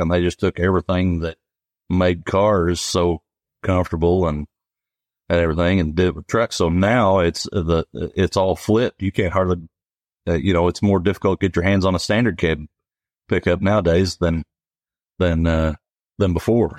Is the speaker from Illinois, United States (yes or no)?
yes; Eldorado, Illinois, United States; I grew up in El Dorado.